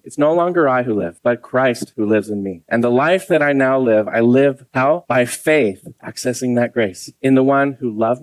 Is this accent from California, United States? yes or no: yes; Santa Cruz, California, United States; I'm from Santa Cruz